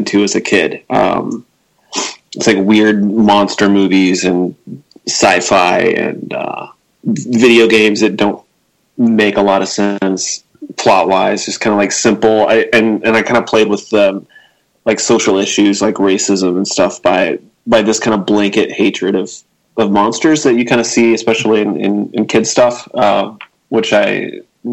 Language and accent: English; Lubbock, Texas, United States; also born or lived in Brownwood, Texas / Abilene, Texas; I was born in Brownwood, but I grew up in Lubbock and Abilene, and then I went back to Texas Tech. So Lubbock and Abilene, kind of back and forth mostly.